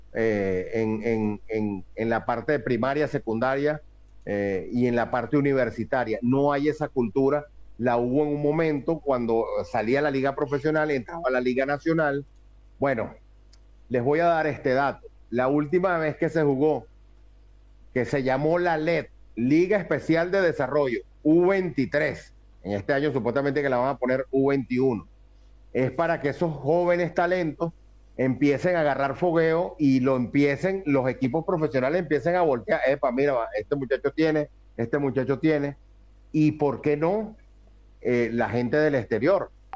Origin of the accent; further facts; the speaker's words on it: Venezuela; como buen venezolano